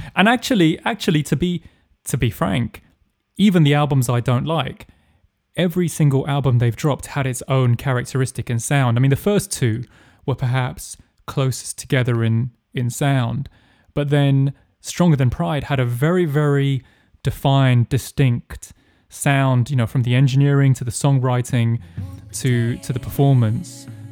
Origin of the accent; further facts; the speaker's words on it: England, United Kingdom; I'm English